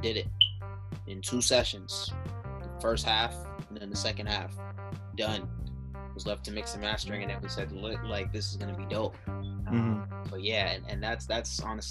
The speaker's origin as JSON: {"language": "English", "town": "Boston", "region": "Massachusetts", "country": "United States", "tie": "born or raised there", "said": "jamming 94.5, you know, Boston radio. Everybody who's from the city knows what that meant. As a kid, so I grew up listening"}